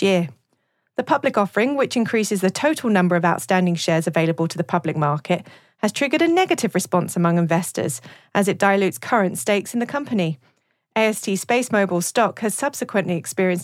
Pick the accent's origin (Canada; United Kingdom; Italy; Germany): United Kingdom; accent: Mockney; now in United States; I'm from Mockney country, so I'll keep my accent a little more RP